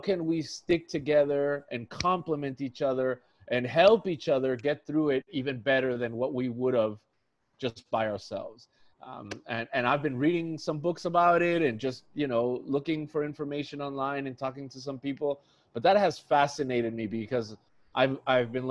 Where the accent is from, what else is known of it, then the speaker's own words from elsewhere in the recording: Tijuana, Baja California, Mexico; now in San Diego, United States; I grew up in Mexico. I grew up in Tijuana, Mexico.